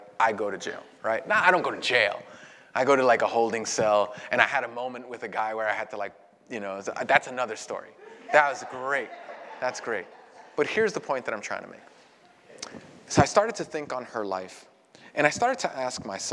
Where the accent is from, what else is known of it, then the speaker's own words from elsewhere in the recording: New York City, New York, United States; I was born and raised in Brooklyn